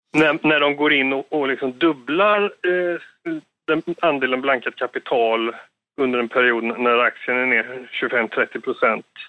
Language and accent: Swedish; Sweden; som svensk där nere